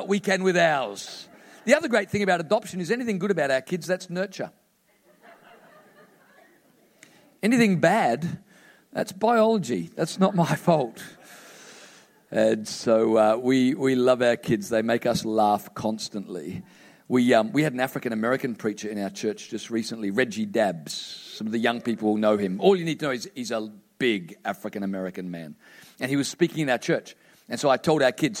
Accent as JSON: {"language": "English", "region": "Queensland", "country": "Australia", "said": "I'm from Queensland. We're a little slow up there."}